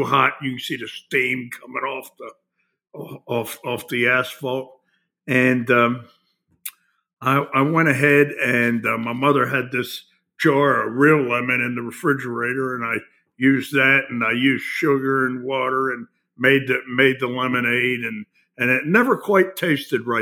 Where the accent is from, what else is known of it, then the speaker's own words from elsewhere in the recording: Baltimore, Maryland, United States; I was born in Baltimore, South Baltimore to be exact.